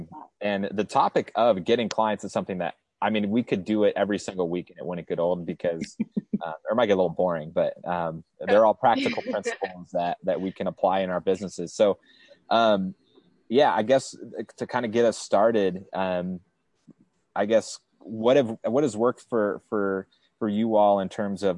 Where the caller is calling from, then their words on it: San Clemente, California, United States; I am broadcasting from San Clemente, California.